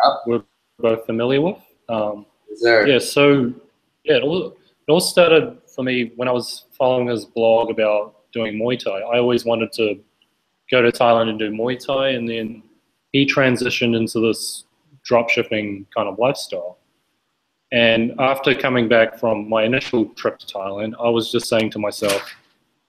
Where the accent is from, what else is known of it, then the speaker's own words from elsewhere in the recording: New Zealand; moved away; I'm originally from New Zealand, and I run my own business online